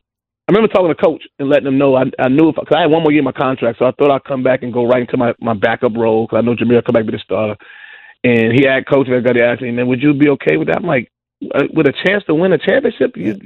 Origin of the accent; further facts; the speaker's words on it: New York City, New York, United States; I'm from New York City